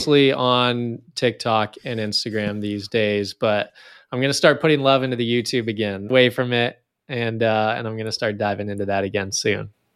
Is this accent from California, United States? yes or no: yes; Northern California, United States; I grew up in Northern California